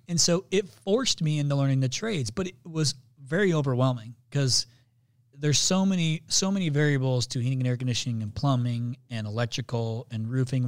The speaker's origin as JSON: {"language": "English", "region": "Indiana", "country": "United States", "said": "I'm from Indiana"}